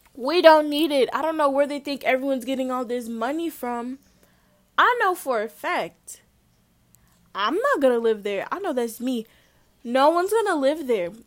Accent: St. Louis, Missouri, United States; growing up in Saint Louis

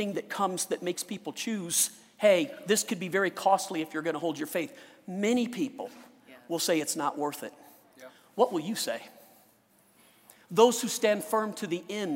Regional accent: Louisiana, United States; now in Colorado, United States; I was born in Louisiana, right by the Gulf, where they get hurricanes

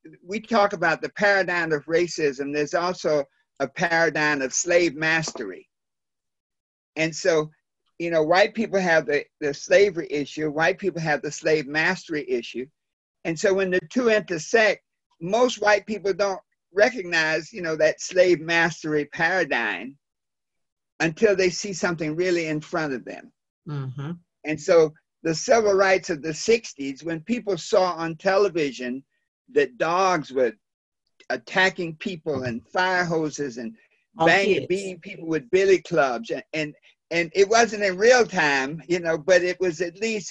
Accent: Wilmington, North Carolina, United States; my hometown

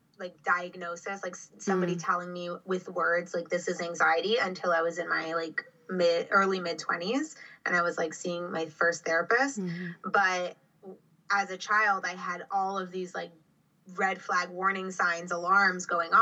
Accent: Miami, Florida, United States; also born or lived in Orlando; I grew up in Miami. I've lived in Florida my whole life.

